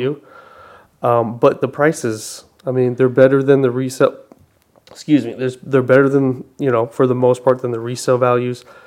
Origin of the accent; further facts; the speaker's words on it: Arizona, United States; I was born uh, in Arizona born and raised